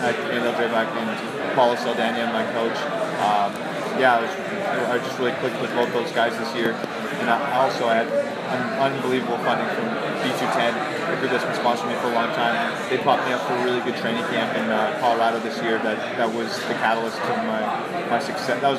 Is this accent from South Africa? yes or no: no; Canada; as a Canadian.